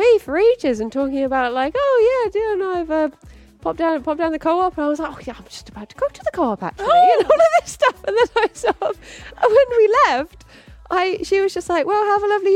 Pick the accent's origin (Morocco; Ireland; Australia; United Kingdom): United Kingdom; I'm just very British.